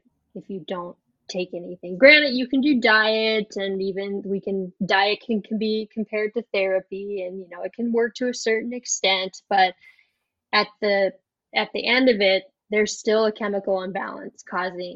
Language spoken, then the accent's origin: English; South Dakota, United States; accent: Minnesotan; moved away as an adult; also born or lived in Wisconsin; now in Minneapolis, United States; So I grew up in South Dakota, but I live in Minnesota now